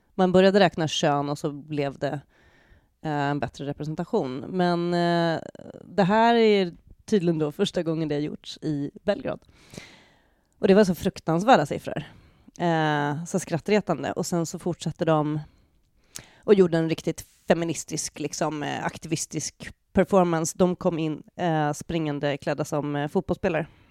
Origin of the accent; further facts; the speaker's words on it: Sweden; som svensk